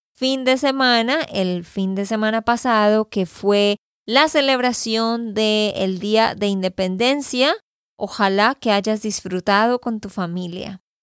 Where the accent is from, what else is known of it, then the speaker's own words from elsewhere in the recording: Santander, Colombia; de Santander, Colombia